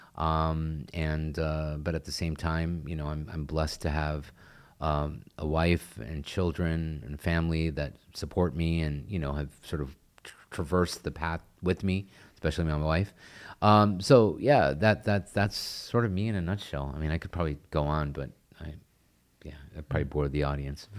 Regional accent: Texas, United States; I'm from Texas, um, born and raised

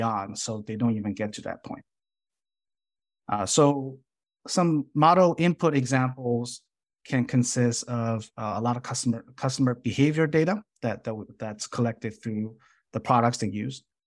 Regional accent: Chicago, Illinois, United States; moved away as an adult; now in San Jose, United States; I grew up in Chicago based on the schools that I attend

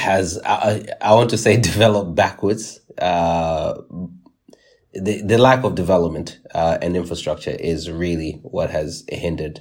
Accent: Nottingham, East Midlands, United Kingdom; where I grew up in Nottingham.

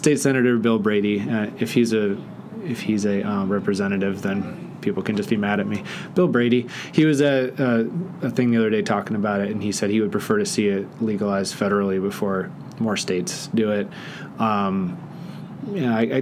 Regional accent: Netherlands; growing up in the Netherlands, where it was legal when I was a kid

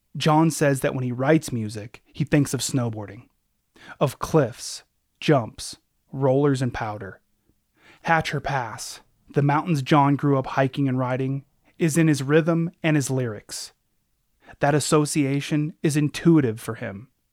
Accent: Anchorage, Alaska, United States; growing up in Anchorage, where I'm from

